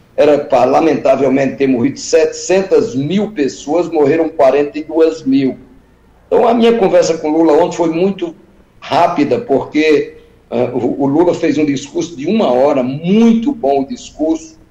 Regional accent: Sertânia, Pernambuco, Brazil; Sertânia, da minha terra

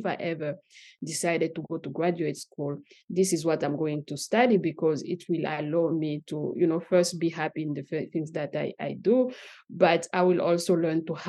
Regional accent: DR Congo; moved away as an adult; also born or lived in Katanga / Likasi / Lubumbashi / Kinshasa; now in United States; I grew up in Katanga between Likasi and Lubumbashi, but I moved to Kinshasa some years after that. So I continued to grow up in Kinshasa, and then I moved here

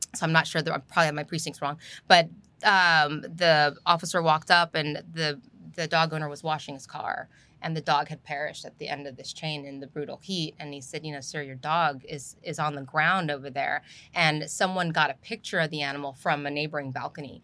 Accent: Southern California, United States; born or raised there; moved away as an adult; also born or lived in Los Angeles; now in Houston, United States

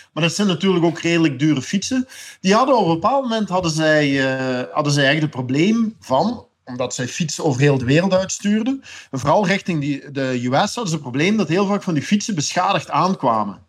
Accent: Belgium; als Belg

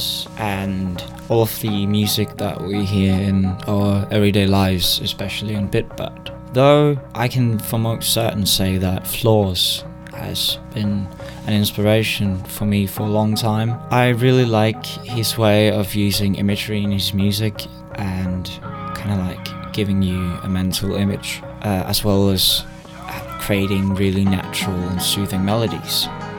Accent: Denmark; I'm 18 and I'm from Denmark

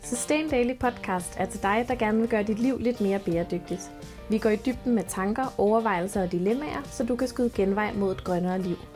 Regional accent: a suburb of Copenhagen, Capital Region of Denmark, Denmark; Jeg er vokset op i en forstad til København, og har boet i København, siden jeg flyttede hjemmefra

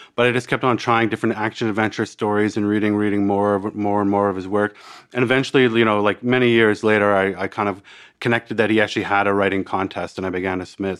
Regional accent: Canada; accent: Canadian; moved away as an adult; now in Australia; I'm a, I'm a Canadian that, uh, also, uh, a, Australian

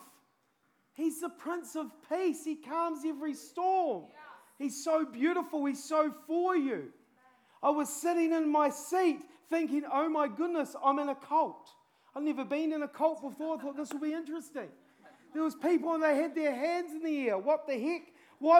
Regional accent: New Zealand; I'm a Kiwi

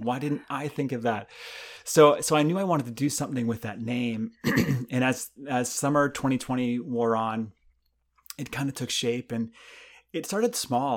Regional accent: Canada; moved away as an adult; now in United States; when I grew up in Canada

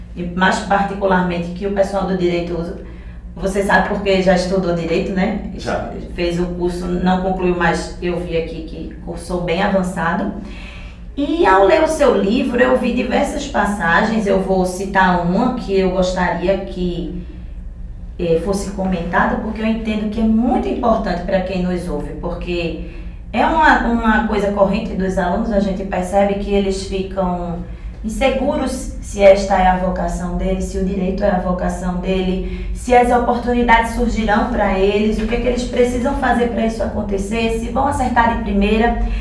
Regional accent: Northeast Brazil, Brazil; Eu tenho o maior orgulho de ser nordestina

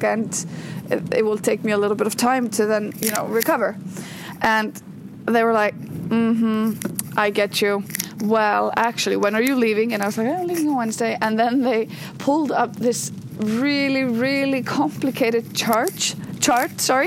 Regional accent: Iceland; As I drive into Reykjavik from my hometown on a very, very rainy morning. It is pouring buckets down here in Iceland.

